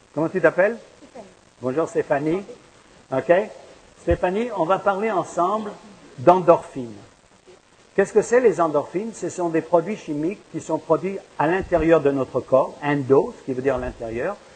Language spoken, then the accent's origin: French; France; now in Montreal, Canada; je viens de France